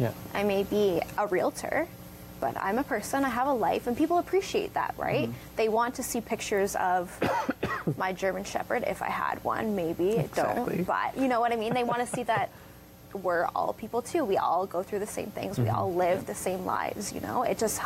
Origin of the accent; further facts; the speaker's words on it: Forest, Ontario, Canada; now in Brantford, Canada; I'm from Grand Bend area.